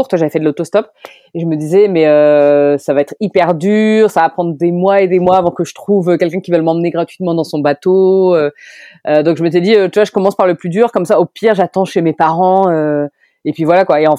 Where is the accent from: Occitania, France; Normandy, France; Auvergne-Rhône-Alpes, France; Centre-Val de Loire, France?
Centre-Val de Loire, France; Orléans; C'est ça. Je suis parti d'Orléans et je suis parti en stop jusqu'en Vendée, jusqu'au Sable d'Olonne.